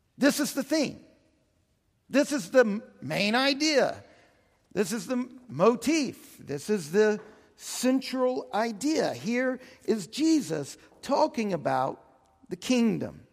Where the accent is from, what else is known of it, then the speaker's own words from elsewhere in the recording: Houston, Texas, United States; also born or lived in New Orleans, Louisiana; I spent my adolescence in Houston